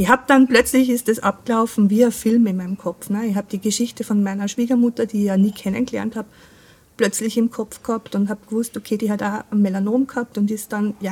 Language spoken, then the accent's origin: German; Austria; Also, wie man es vielleicht an meinem Dialekt hört, ich komme aus Österreich.